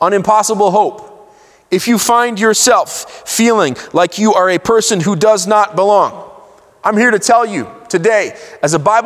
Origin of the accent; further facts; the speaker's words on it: Israel; I grew up in Israel.